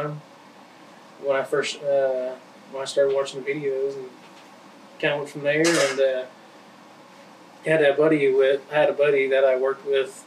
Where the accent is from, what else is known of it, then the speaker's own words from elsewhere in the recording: Arkansas, United States; also born or lived in Tennessee; we moved to where I live at now in that area, in around Tawnytown, Arkansas